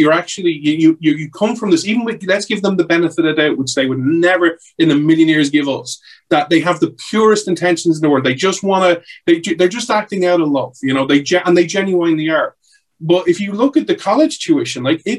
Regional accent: Ireland; I grew up in Ireland

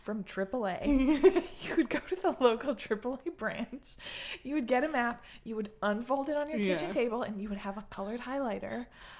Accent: Chicago, Illinois, United States; Grew up in the Chicago suburbs.

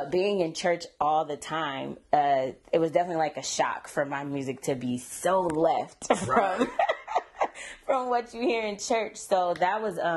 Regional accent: Sacramento, California, United States; I am from the 916, Sacramento, born and raised

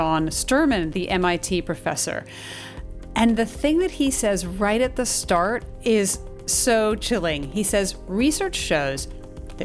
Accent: California, United States; California, my home state

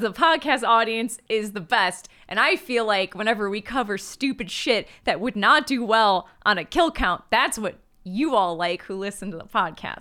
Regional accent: Michigan, United States; I'm from Michigan and pronounce it Degrassi

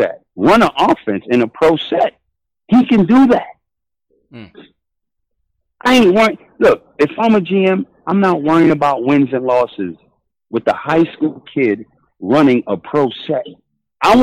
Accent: New York City, New York, United States; I'm a New Yorker. BX all day.

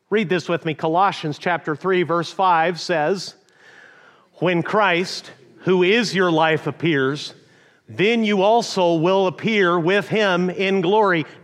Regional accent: northern Mexico, Mexico; also born or lived in Amarillo, Texas, United States; I was born in the panhandle of Texas, but raised in northern Mexico.

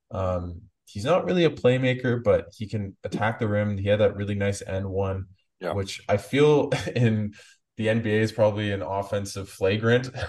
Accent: Canada; just as a Canadian fan that, and I'm sure you feel the same.

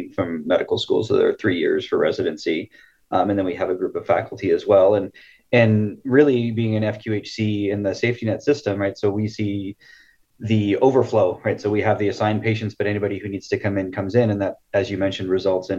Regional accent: Siskiyou County, California, United States; I grew up in Siskiyou County.

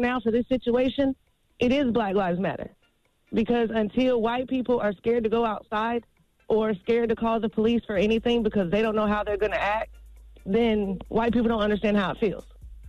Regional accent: Dunn, North Carolina, United States; I'm from Dunn.

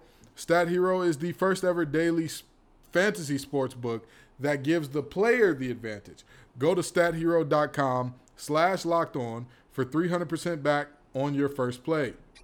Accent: the North, United States; As a Northerner, I did not know that these things existed.

